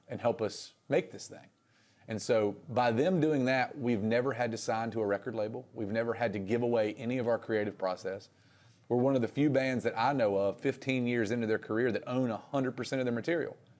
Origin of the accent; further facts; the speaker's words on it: Reidsville, North Carolina, United States; also born or lived in Raleigh; growing up in Reedsville